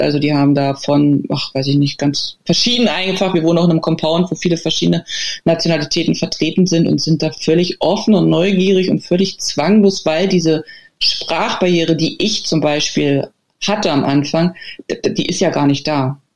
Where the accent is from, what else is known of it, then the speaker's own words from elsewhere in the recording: Germany; now in China; bei uns in, in, im Rewe oder so, also in Deutschland